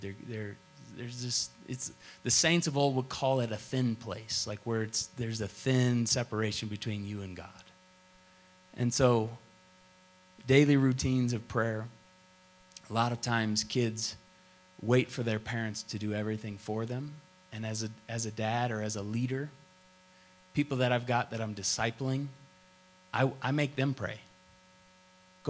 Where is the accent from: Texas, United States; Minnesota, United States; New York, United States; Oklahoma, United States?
Oklahoma, United States; Tulsa; I grew up in Tulsa, Oklahoma, and Oral Roberts laid hands on me a lot.